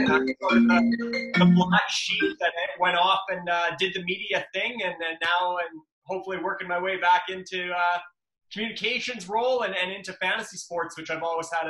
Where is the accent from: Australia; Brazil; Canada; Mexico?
Canada; Luseland, Saskatchewan; also born or lived in Lethbridge, Alberta; So I'm from a small town in the prairies in Saskatchewan. The town's called Looseland, Luseland. Population around 600, 650, something like that. So literally just a small farming town, and I grew up on a grain farm of about 1,500 acres of land we farmed.